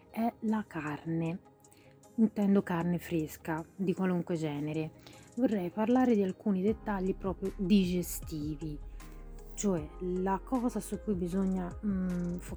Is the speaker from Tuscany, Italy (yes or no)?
yes; Tuscany, Italy; Sono toscana, quindi io ho rinunciato da tantissimo tempo all'idea della bistecca